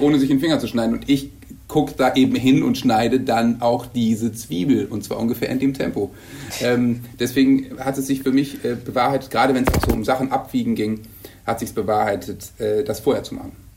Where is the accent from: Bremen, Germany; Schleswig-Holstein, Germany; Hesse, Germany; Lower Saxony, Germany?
Bremen, Germany; moved away as an adult; now in Hamburg, Germany; Ich komme aus Bremen ja eigentlich